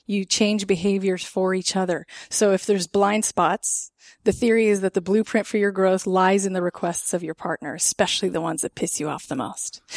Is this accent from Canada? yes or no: yes; Canada; as a Canadian